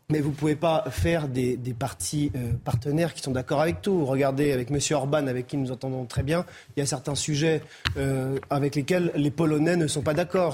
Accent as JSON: {"language": "French", "town": "Lyon", "region": "Auvergne-Rhône-Alpes", "country": "France", "said": "en tant que lyonnais"}